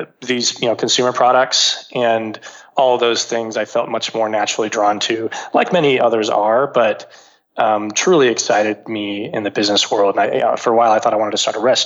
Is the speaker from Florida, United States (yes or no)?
no; Texas, United States; I grew up in Texas, went to college in the Northeast, came back to Texas